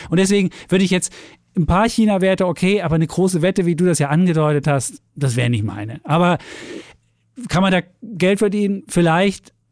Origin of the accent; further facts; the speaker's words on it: East Germany, Germany; Gut, von mir vielleicht nur, ich bin halt in der DDR groß geworden